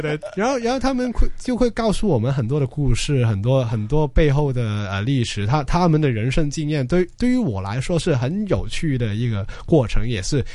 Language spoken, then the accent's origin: Chinese; Hong Kong; 我们作为香港人是应该更了解这个地方的历史